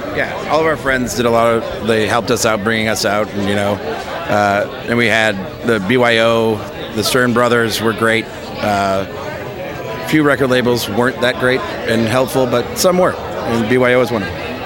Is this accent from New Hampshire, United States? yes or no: yes; New Hampshire, United States; now in Los Angeles, United States; I grew up in New Hampshire